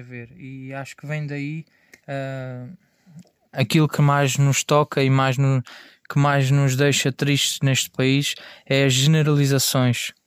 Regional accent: Portugal; sou um cidadão português de etnia cigana

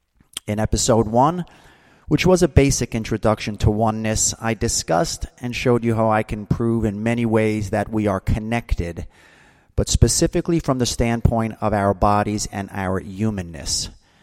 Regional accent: New Jersey, United States; Now, I remember as a kid growing up in New Jersey, let's say that's, you know, the 60s through the 80s, we had distinct seasons.

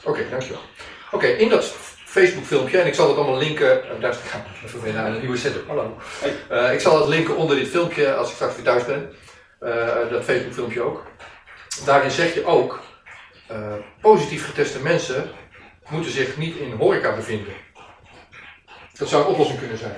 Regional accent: Almere, Flevoland, Netherlands; Ik kom uit Almere

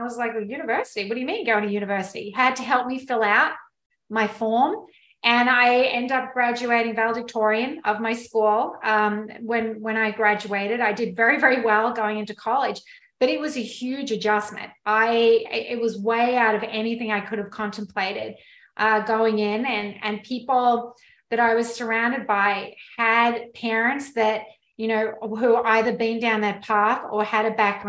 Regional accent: Australia; moved away; So I am actually Australian. I grew up in Australia on a dairy farm

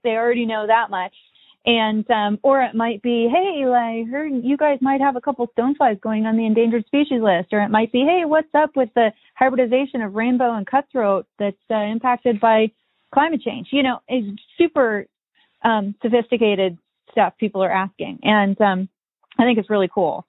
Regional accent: Columbia Falls, Montana, United States; I own a fly shop here in my hometown. I grew up here in this town, Columbia Falls, Montana

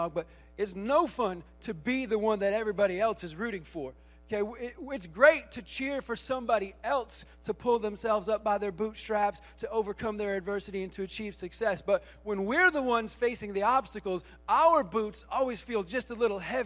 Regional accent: Michigan, United States; moved away as an adult; I spent the first 23 years of my life in the great state of Michigan

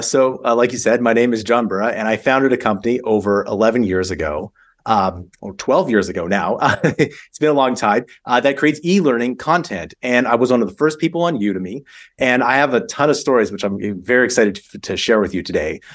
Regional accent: Calgary, Alberta, Canada; I'm from Canada, so I, I grew up in, in a place called Calgary.

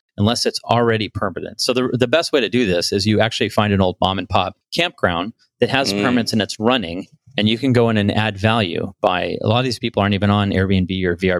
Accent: Bellflower, California, United States; also born or lived in Los Angeles; I was born in Bellflower, California

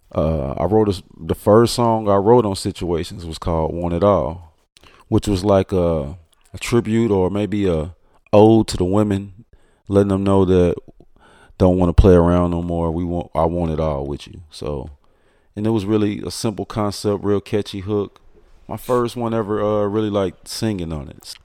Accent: Fort Worth, Texas, United States; I'm from Fort Worth, Texas, east side to be exact

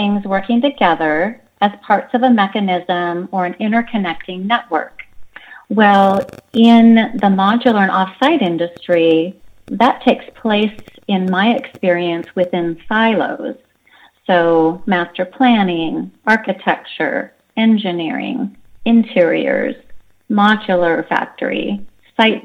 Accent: Seattle, Washington, United States; I grew up in the Seattle area

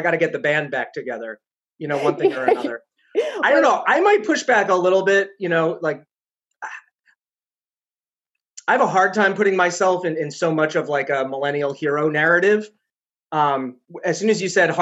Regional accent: New York City, New York, United States; accent: loud, fast talking; also born or lived in Chicago; now in New Hampshire, United States; I was born in New York City, thus the loud, fast talking, which hasn't worn off

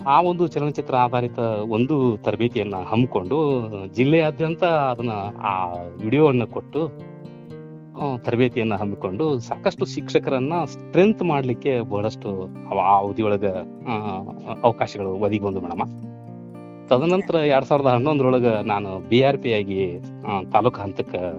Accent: Ron, Karnataka, India; ನಂದು ಸ್ಥಳೀಯ ಊರದಾಗಿರೋದ್ರಿಂದ

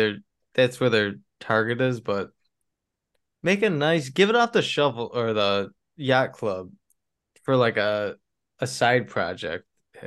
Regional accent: Buffalo, New York, United States; So if you don't know and you're listening, we're from Buffalo, New York.

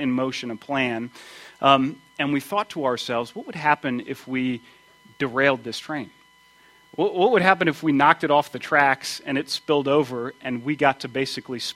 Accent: United States; I grew up outside of Washington, D.C., near the railroad tracks.

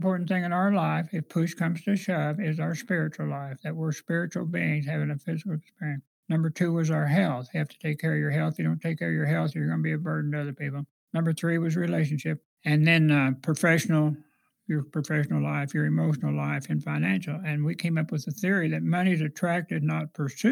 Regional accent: Kirksville, Missouri, United States; moved away; also born or lived in St. Louis; I'm originally from Kirksville area

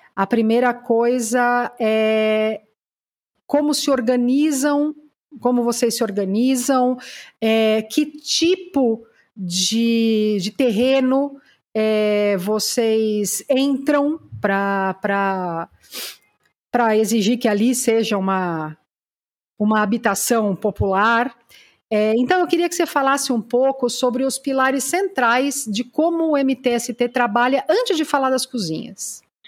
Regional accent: São Caetano do Sul, São Paulo, Brazil; Eu sou de São Caetano

